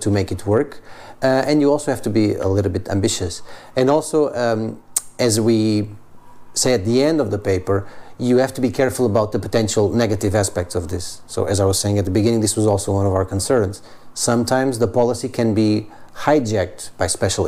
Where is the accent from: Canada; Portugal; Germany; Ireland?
Portugal; I'm originally from Portugal